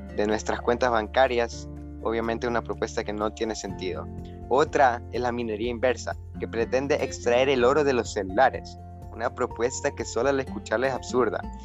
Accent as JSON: {"language": "Spanish", "country": "Ecuador", "said": "tenemos como ecuatorianos"}